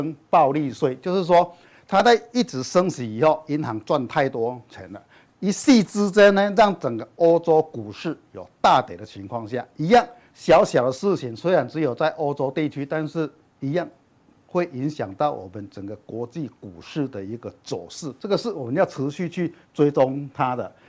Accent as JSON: {"language": "Chinese", "region": "Chiayi", "country": "Taiwan", "said": "。首先开始来叠气象报告嘞。我我早上从嘉义来还下大雨"}